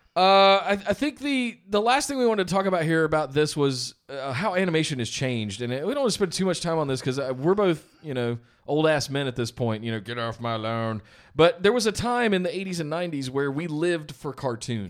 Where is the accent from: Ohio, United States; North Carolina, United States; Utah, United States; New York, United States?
North Carolina, United States; Charlotte; now in Los Angeles, United States; I'm from Charlotte originally